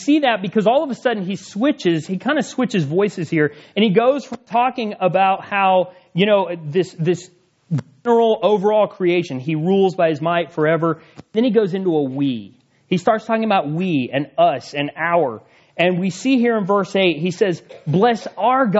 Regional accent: South Carolina, United States; moved away as an adult; now in San Diego, United States; I'm from South Carolina

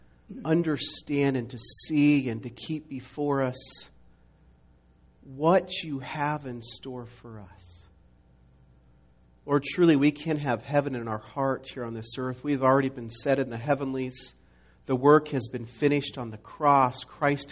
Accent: Montana, United States; moved away; I grew up in Montana

